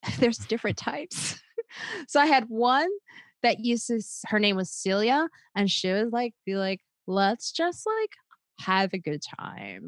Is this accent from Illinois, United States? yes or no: yes; Chicago, Illinois, United States; also born or lived in Highland Park, Illinois / Park Forest, Illinois; I grew up in Highland Park, Illinois, till I was about eight years old